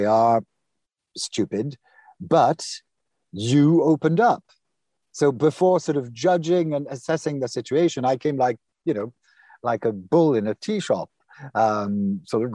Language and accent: English; Normandy, France; first language French; English is a second language; moved away as an adult; also born or lived in United States; I was brought up in Normandy.